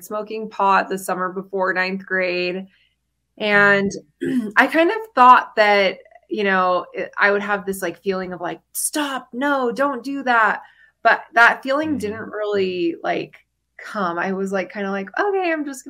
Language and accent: English; St. George, Utah, United States; I grew up in Southern Utah in St. George, and I grew up in the church.